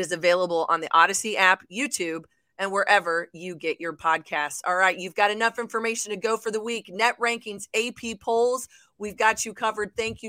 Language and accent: English; Midwest, United States; All right, Alex, before I let you go, I'm a Midwesterner here. You know, the Big 12 is my wheelhouse.